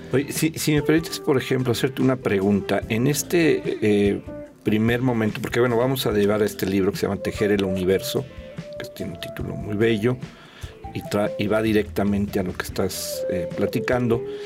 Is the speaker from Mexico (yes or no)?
yes; Mexico; also born or lived in San Luis Potosí; compartimos como ciudadanos mexicanos, como habitantes del estado de San Luis Potosí